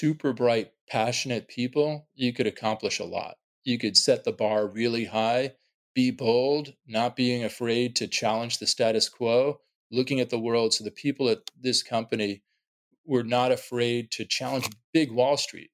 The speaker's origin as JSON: {"language": "English", "town": "New York City", "region": "New York", "country": "United States", "tie": "born or raised there", "said": "growing up in New York City, one of the financial capitals of the world"}